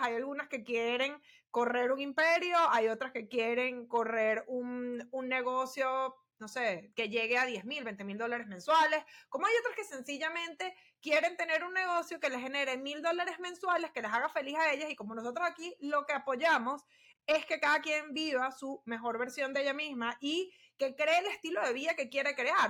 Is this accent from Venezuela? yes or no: yes; Venezuela; somos venezolanas